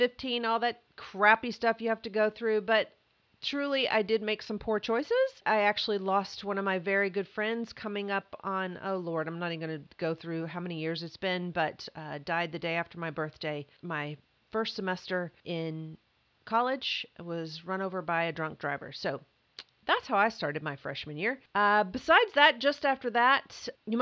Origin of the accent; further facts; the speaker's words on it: Mayfield, Kentucky, United States; also born or lived in Atlanta / Hilton Head; now in Los Angeles, United States; I grew up in Kentucky, Mayfield specifically. It's in western Kentucky. But before the age of five, we had moved three times